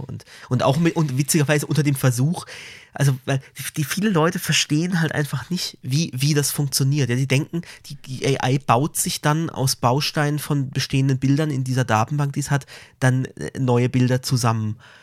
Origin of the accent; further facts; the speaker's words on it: Karlsruhe, Baden-Württemberg, Germany; man als Karlsruher hier das ZKM, das Zentrum für, für Kunst und Medien, ähm, hier so nah hat